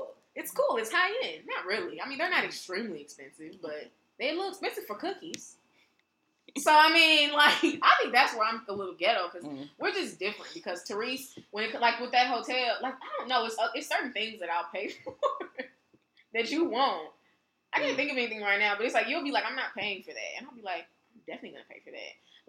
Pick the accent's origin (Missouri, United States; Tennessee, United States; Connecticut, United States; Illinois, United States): Missouri, United States; St. Charles; People from West County, they got that money on their tongue. So I'm from West County. It's just what it is.